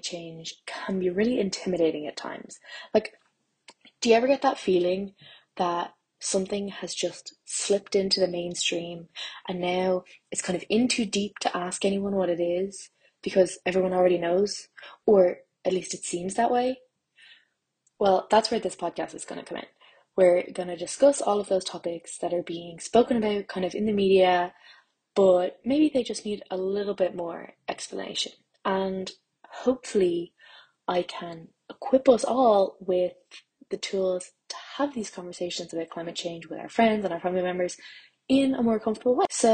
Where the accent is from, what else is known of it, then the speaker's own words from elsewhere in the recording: Ireland; I'm Irish and I'm a plant scientist